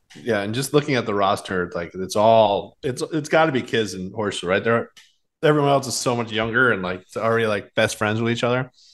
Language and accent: English; Boston, Massachusetts, United States; I grew up in Boston.